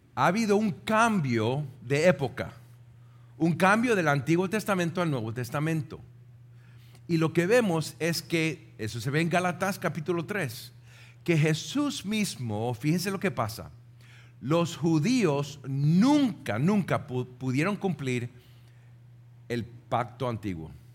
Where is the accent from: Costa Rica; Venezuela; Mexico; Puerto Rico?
Puerto Rico; nosotros como puertorriqueños